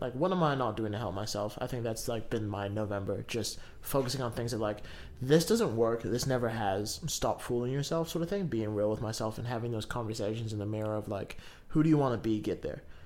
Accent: Kaitaia, Northland, New Zealand; moved away; I'm from Kaitaia and I went home last week

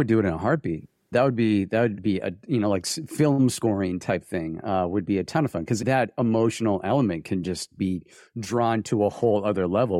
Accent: Vermont, United States; also born or lived in New Jersey; I grew up in Vermont.

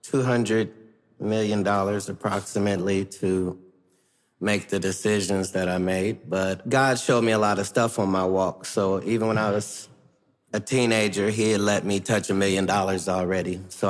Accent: Ohio, United States; I'm from Ohio, for crying out loud.

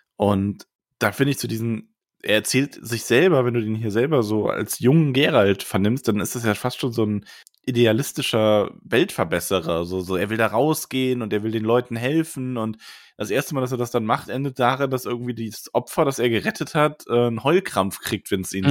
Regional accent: Frankfurt area, Hesse, Germany; ich bin ja zum Beispiel in der Gegend groß geworden

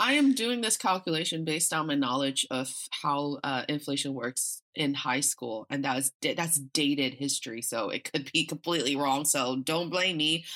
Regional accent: Northeast China, China; also born or lived in United States; now in Beijing, China; growing up in China

